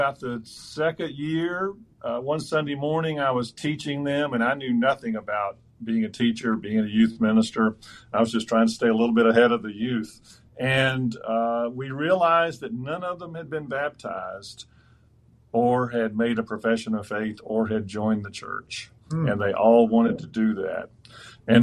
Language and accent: English; Deep South, United States; I grew up in the Deep South